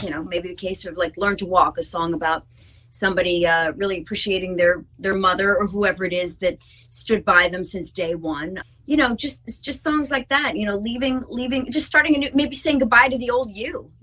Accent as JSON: {"language": "English", "region": "New Jersey", "country": "United States", "said": "We're from Jersey"}